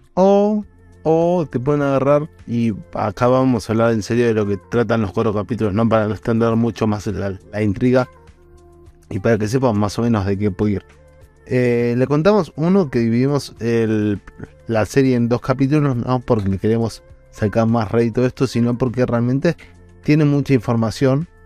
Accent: Argentina; no soy de Puerto Rico, soy de Argentina

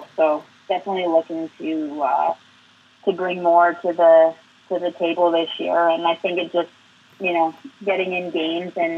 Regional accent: Waterford, Ontario, Canada; now in Brantford, Canada; growing up in Waterford

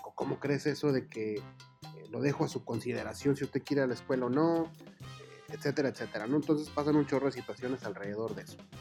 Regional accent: Mexico; somos re buenísimos los mexicanos

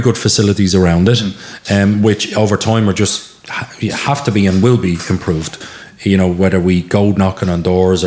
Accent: Dublin, Leinster, Ireland; moved away as an adult; now in Lusk, Ireland; I grew up in Coolock, and we had no outlet

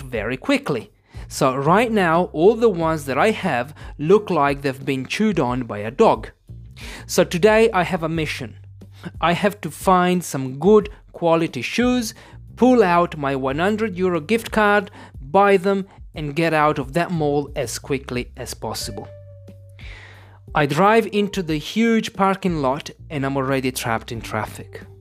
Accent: Italy; English is a second language; I'm an English teacher from Italy.

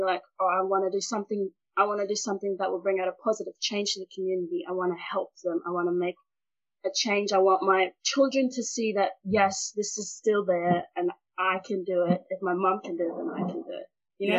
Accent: Pango, Shefa, Vanuatu; So I'm from Vanuatu, Efate. And Efate, Pango village, a village in Efate called Pango. And I'm right now sitting in my parents' house because I'm still a teen and I don't have a house for myself.

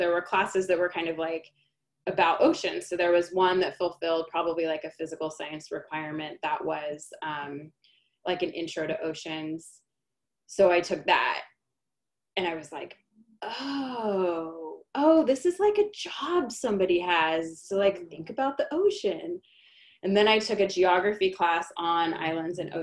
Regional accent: San Diego, California, United States; I grew up in San Diego.

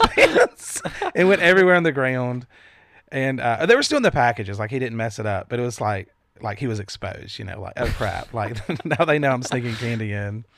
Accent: the Bible Belt, United States; we grew up in the Bible Belt.

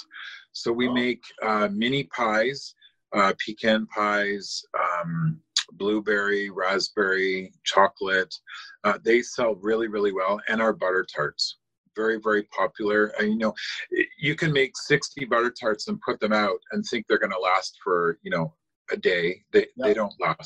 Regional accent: Cambridge, Ontario, Canada; born or raised there; also born or lived in London, England

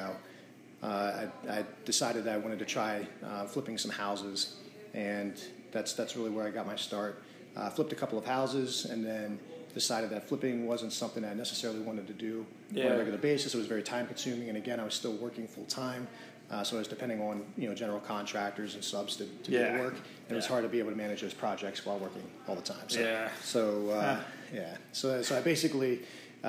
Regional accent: rural Pennsylvania, United States; also born or lived in Carlisle, Pennsylvania / Pittsburgh, Pennsylvania; now in Lebanon, United States; I grew up in a small town in rural Pennsylvania. I'm not a Lebanon native, so this is a new area for me.

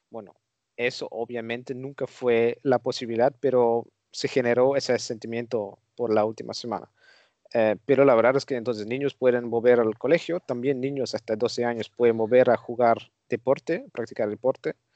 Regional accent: Netherlands; Spanish is a second language; yo también soy un holandés que no acepta ninguna autoridad

